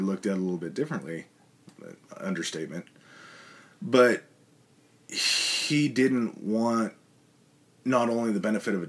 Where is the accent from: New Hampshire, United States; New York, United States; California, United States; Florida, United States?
California, United States; growing up in California, there's not a lot of bad days mm-hmm. that happen in California weather-wise.